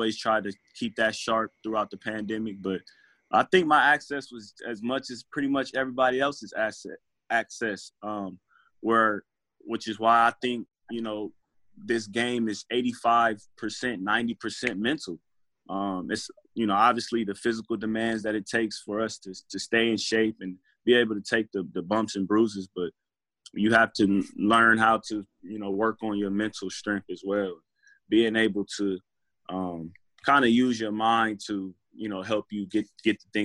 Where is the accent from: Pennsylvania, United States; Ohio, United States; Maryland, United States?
Ohio, United States; Columbus; moved away; also born or lived in New Jersey; I went back home to my hometown, Columbus, Ohio